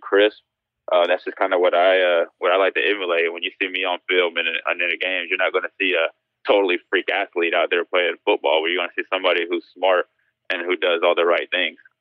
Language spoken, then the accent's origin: English; Spartanburg, South Carolina, United States; also born or lived in Spain; I was born, I was born in Spain and, and I grew up in South Carolina